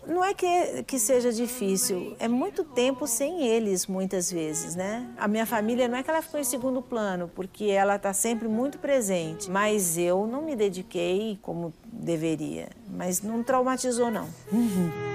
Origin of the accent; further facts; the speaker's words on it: Brazil; Eu sou brasileira